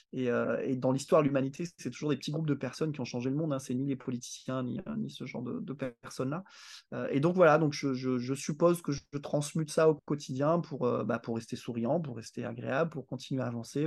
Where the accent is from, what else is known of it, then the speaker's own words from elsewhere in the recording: Réunion; je suis né ici, j'ai vécu ici